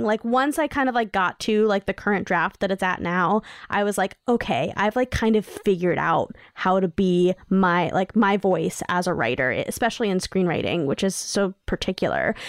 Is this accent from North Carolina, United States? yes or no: no; New York City, New York, United States; I grew up in New York City